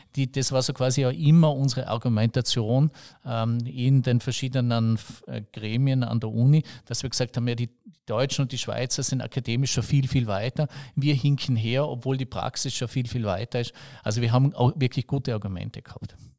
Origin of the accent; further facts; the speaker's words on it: Bregenz, Vorarlberg, Austria; ich bin aus Bregenz und ich, ich bin da eher ein Städter